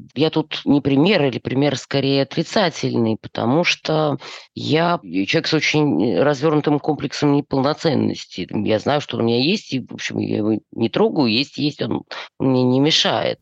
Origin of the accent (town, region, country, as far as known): Chisinau, Moldova; born or raised there; moved away as an adult; also born or lived in Yefremov, Tula Oblast, Russia / Moscow, Russia